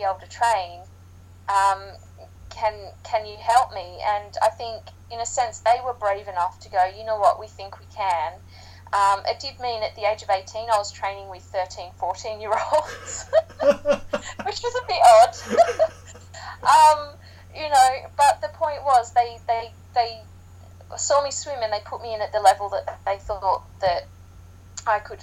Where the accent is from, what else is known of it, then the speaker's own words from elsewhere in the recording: Sydney, New South Wales, Australia; now in United Kingdom; being Australian, growing up in Sydney